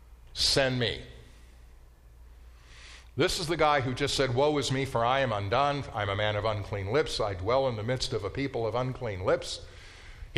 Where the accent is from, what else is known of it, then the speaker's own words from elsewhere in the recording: Colorado, United States; moved away as an adult; also born or lived in Minnesota / Israel; growing up in Colorado